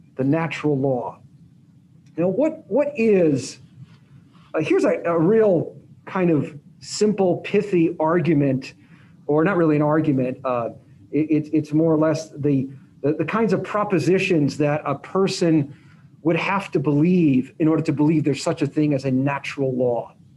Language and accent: English; Las Vegas, Nevada, United States; I grew up in Las Vegas